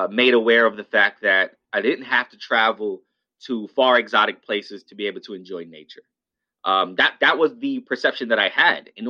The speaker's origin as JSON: {"language": "English", "town": "New York City", "region": "New York", "country": "United States", "tie": "born or raised there", "said": "I'm born and raised in New York in the South Bronx"}